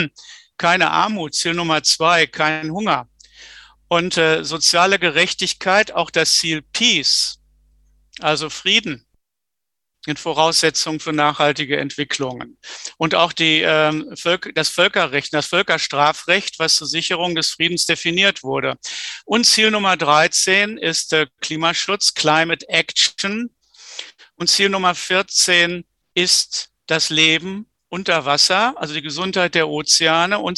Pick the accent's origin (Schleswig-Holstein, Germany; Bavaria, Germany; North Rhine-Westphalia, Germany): North Rhine-Westphalia, Germany; Ich bin im Ruhrgebiet aufgewachsen